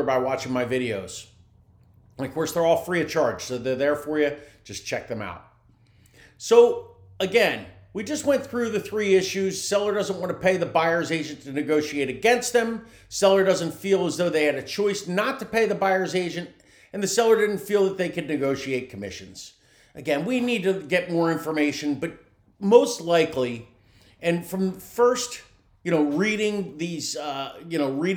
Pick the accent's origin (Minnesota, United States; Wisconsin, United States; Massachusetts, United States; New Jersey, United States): New Jersey, United States; now in Tampa Bay area, United States; I'm from New Jersey